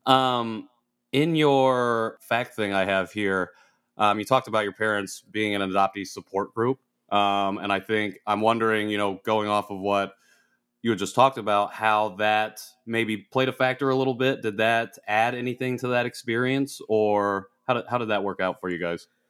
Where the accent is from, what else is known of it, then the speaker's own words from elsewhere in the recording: Indiana, United States; I'm from Indiana